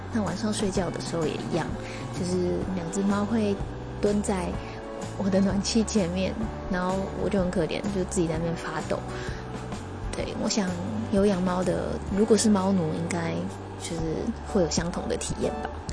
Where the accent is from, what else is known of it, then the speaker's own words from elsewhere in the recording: Taiwan; 完全在台湾土生土长，然后，呃，自己学习日文的